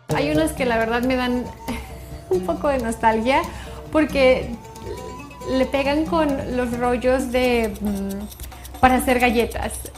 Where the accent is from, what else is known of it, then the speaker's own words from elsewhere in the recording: Mexico; moved away as an adult; now in Qatar; en mi país